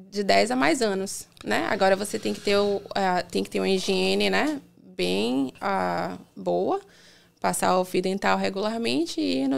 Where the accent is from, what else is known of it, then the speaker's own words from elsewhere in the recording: Salvador, Bahia, Brazil; moved away as an adult; now in United States; Eu sou de Salvador